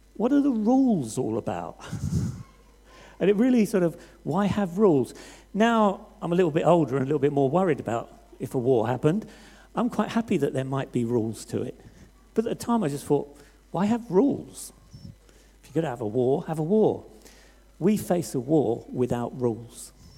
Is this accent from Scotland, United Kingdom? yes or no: no; Hastings, South East England, United Kingdom; I come from Hastings on the south coast